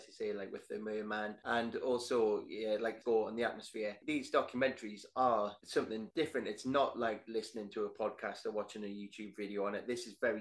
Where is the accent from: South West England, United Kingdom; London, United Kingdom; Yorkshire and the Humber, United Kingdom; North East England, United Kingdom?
North East England, United Kingdom; Northumberland coast; I grew up on the Northumberland coast.